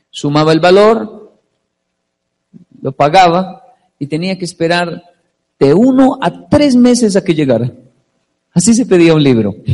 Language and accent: Spanish; Colombia; now in Japan; yo tengo 35 años, solo de niño en Colombia había solo, ¿qué era? Caracol, ¿cierto?